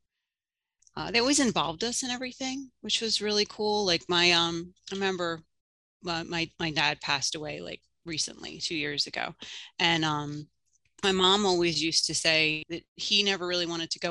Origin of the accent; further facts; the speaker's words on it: Drexel Hill, Pennsylvania, United States; I grew up outside of Philadelphia in Drexel Hill, PA.